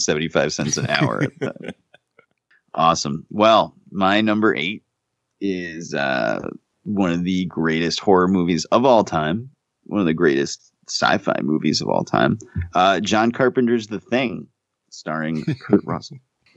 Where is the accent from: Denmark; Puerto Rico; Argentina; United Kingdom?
Argentina; Buenos Aires; I'm from Buenos Aires and I say kill them all.